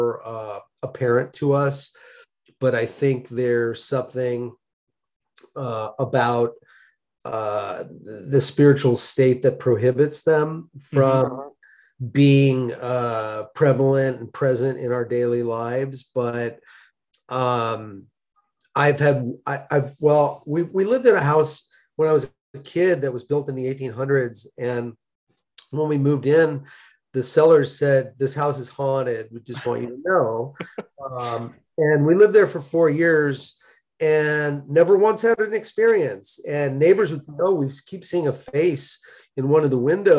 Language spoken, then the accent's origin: English; Malibu, California, United States; now in Chicago, United States; As a kid, I grew up in Malibu, California